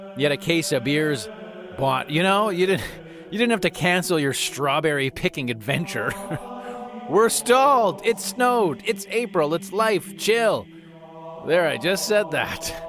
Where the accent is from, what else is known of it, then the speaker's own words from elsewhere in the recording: Calgary, Alberta, Canada; I grew up in Rundle, in Calgary, in Northeast Calgary